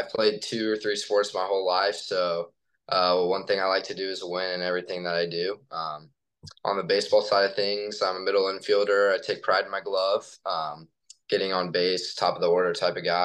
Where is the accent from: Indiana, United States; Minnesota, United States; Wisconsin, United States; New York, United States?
Indiana, United States; Greenwood; I grew up in Indiana and I played for, or I grew up in Greenwood and just played for a smaller team there